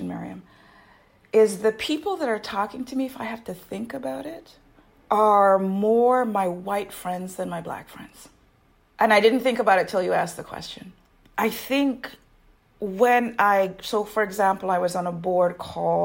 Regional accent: Jamaica; now in United States; I'm a Jamaican immigrant to the U.S. As immigrants from those countries, we grew up with a different system of government where in Jamaica

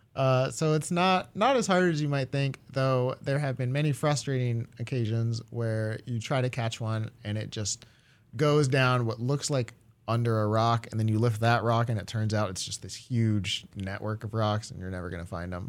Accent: Japan; moved away; I grew up in Japan mostly, uh, as a kid

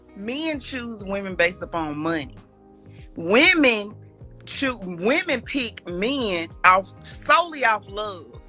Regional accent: Mississippi, United States; from Mississippi

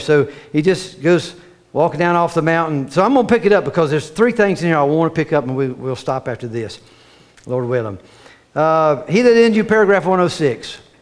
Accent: Cape Canaveral, Florida, United States; I was raised in Florida, Cape Canaveral down there.

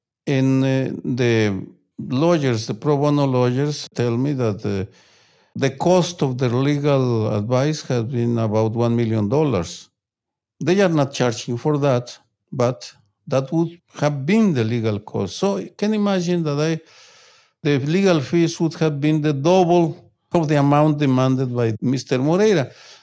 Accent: Guadalajara, Jalisco, Mexico; moved away; I grew up in violence, in political violence, in my hometown of Guadalajara, and I had to leave my hometown because I received death threats

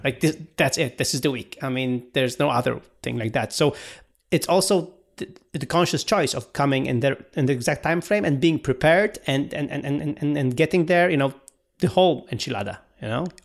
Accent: Poland; we are a developer from Poland, from Central Eastern Europe

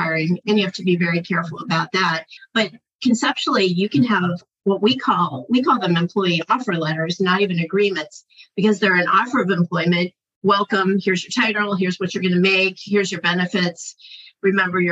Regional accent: Ohio, United States; now in California, United States; I'm from Ohio

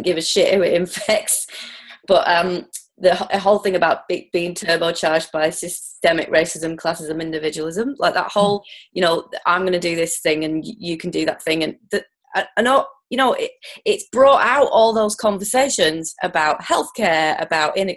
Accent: United Kingdom; moved away; I'm a UK person born and bred

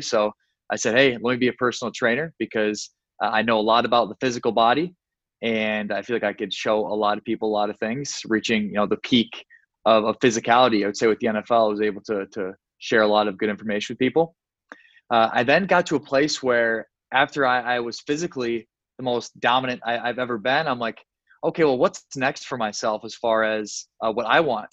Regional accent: Sioux Falls, South Dakota, United States; moved away as an adult; now in Miami, United States; I eventually moved to Miami, Florida, from my hometown of Sioux Falls, South Dakota

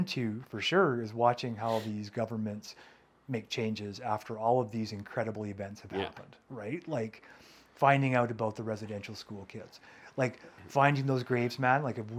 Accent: United States; now in Canada; Which is baffling to me as an American

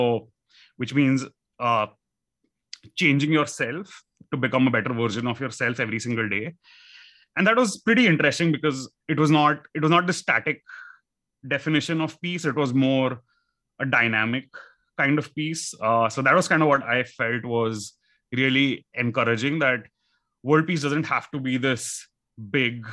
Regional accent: India; growing up in India, that you are living in a concrete house

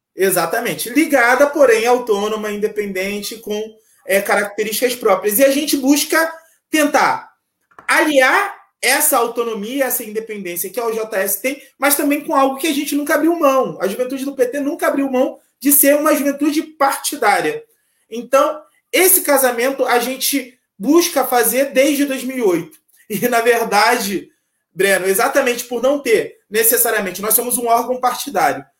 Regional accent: Nova Friburgo, Rio de Janeiro, Brazil; Nasci em Nova Friburgo no dia 23 de dezembro de 1989, lá na Serra do Rio de Janeiro, aqui na Serra, na região serrana é, no distrito de Conselheiro Paulino. Então, essa é a minha origem.

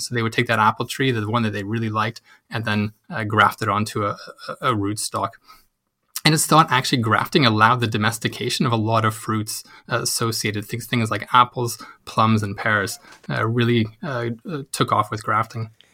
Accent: Canada; moved away as an adult; now in Uppsala, Sweden; I'm Canadian, so I've been living in Sweden for about the past three years

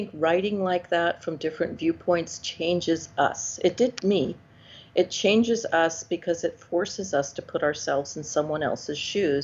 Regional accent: Mississippi, United States; the voices I had heard growing up in Mississippi

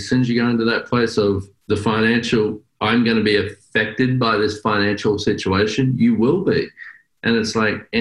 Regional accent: Australia; accent: Australian; now in United States; I'm an Australian

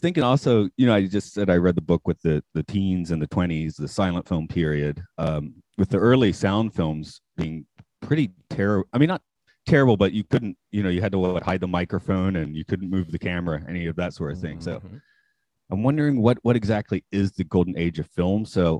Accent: United States; moved away; being out of the States, I think I've mostly flattened my accent. I never really had much of a Southern twang to begin

